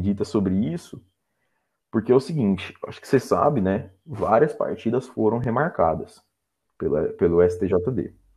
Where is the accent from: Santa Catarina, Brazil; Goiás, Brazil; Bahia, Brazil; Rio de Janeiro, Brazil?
Goiás, Brazil; Goiânia; eu sou aqui de Goiânia